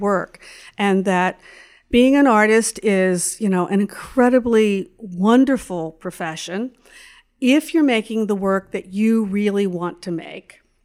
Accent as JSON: {"language": "English", "town": "Pittsburgh", "region": "Pennsylvania", "country": "United States", "tie": "born or raised there", "also_born_or_lived": "Syracuse, New York / New York City", "moved": "as an adult", "said": "I was born in Pittsburgh, Pennsylvania"}